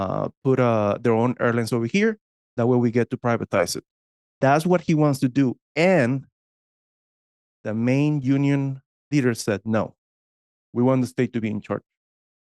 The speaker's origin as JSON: {"language": "English", "region": "Texas", "country": "United States", "said": "I'm from Texas"}